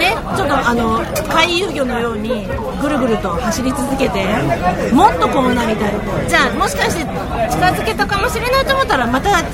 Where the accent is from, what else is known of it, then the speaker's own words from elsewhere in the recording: Tokyo, Japan; 東京都世田谷区出身